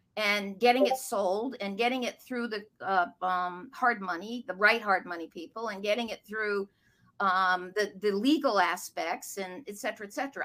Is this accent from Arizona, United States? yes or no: no; outside of New York, United States; moved away as an adult; now in Boston, United States; I grew up outside of New York, but after college came up here